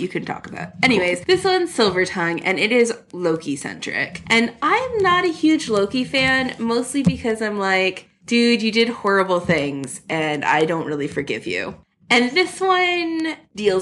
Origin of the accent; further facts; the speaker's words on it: Canada; I'm so Canadian